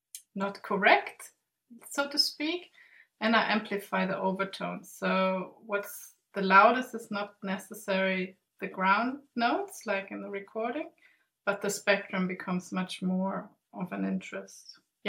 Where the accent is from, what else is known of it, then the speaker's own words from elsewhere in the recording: Sweden; English is a second language; also born or lived in Germany; I grew up in Sweden and Germany, and I live on the Swedish island Gotland in the Baltic Sea